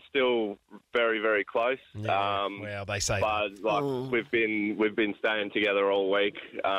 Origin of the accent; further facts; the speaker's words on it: Albury-Wodonga, Australia; moved away; I grew up in Albury Wodonga